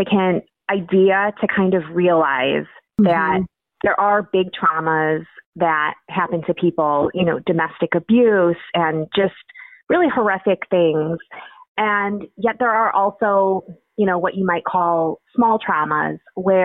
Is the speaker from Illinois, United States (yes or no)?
yes; Illinois, United States; also born or lived in Indiana; Born and raised in Illinois, went to undergrad at Indiana University.